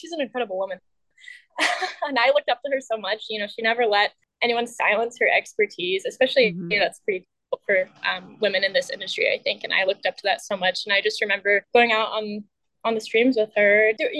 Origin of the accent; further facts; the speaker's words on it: Colville, Washington, United States; I think I grew up in a pretty small town. I grew up in Colville.